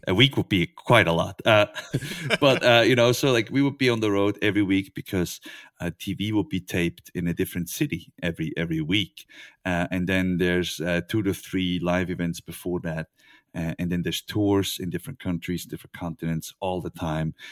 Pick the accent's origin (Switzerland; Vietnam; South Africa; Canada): Switzerland; I'm from Switzerland.